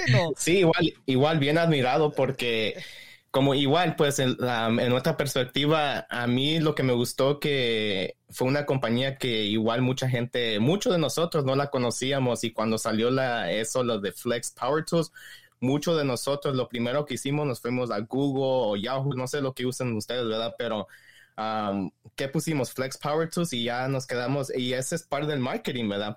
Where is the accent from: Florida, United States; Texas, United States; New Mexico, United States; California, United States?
California, United States; Los Angeles; moved away as an adult; now in Seattle, United States; yo originalmente soy de Los Ángeles, me moví para Seattle hace como unos seis meses.